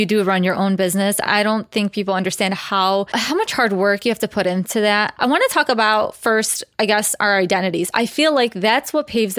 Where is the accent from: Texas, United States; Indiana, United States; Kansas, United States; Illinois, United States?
Illinois, United States; Chicago; I was born and raised here all my life. I've lived in Chicago